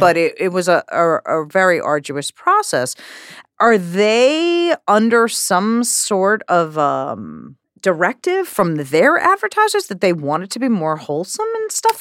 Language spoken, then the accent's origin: English; New York, United States; growing up in New York